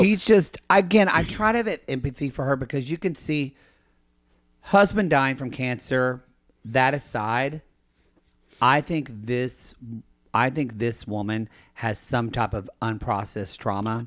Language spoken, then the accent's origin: English; the Bible Belt, the South, United States; I grew up in the Bible, buckle of the Bible Belt